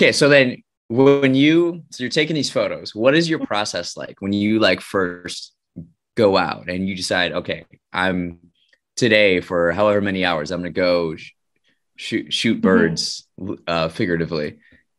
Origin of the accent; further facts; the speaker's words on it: Wisconsin, United States; moved away; when I go back to Wisconsin, I'm from Wisconsin